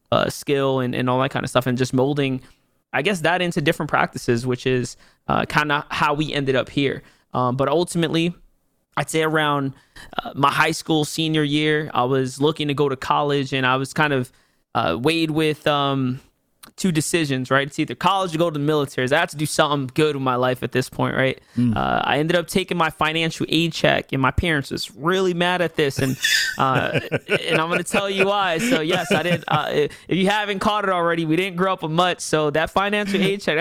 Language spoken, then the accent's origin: English; New York City, New York, United States; I'm from the Bronx. I'm a Bronx native. New York City native, born and raised in pretty much Hunts Point, Soundview, you know, Parkchester, Six Line kind of area.